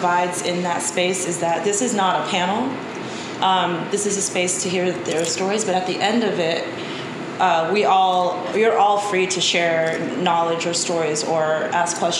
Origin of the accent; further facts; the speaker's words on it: Anchorage, Alaska, United States; moved away; I'm from Anchorage, Alaska, originally, but my father is from East Oakland. He's African American, and my mom is from Japan, and they met in Alaska. So growing up in Alaska